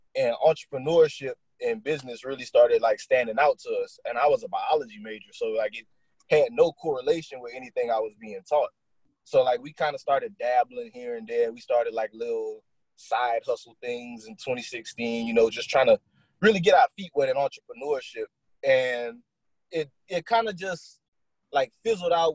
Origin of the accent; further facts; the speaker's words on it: Lawtell, Louisiana, United States; I'm from Louisiana. I'm uh I'm from Lawtell, Louisiana.